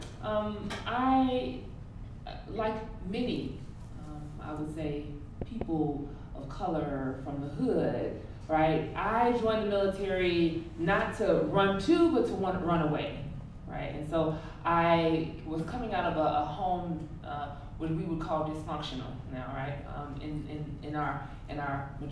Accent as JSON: {"language": "English", "town": "Chicago", "region": "Illinois", "country": "United States", "moved": "as an adult", "said": "I am from the South Side of Chicago"}